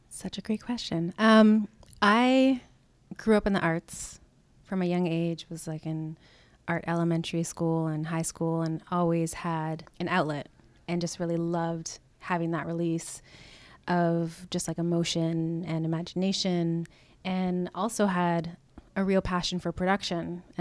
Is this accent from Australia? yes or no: no; Canada; now in United States; I'm a Canadian American. I'll just put that out there. Very proud of where I come from.